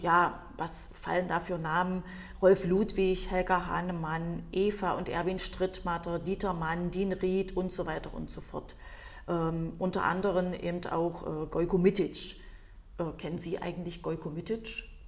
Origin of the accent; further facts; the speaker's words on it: East Germany, Germany; bin ich ja nun äh, in der DDR aufgewachsen als Kind